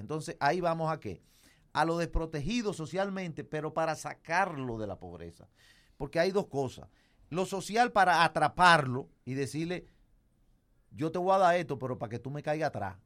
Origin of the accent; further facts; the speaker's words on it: Moca, Espaillat, Dominican Republic; yo que vengo de Moca